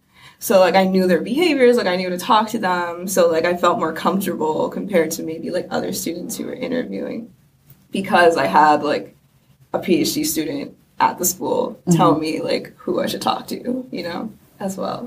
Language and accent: English; New Jersey, United States; I'm from Jersey